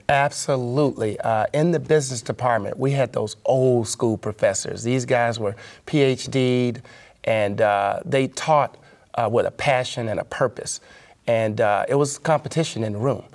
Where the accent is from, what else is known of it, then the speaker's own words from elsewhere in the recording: Memphis, Tennessee, United States; I was working at an investment banking firm in my hometown, Memphis, Tennessee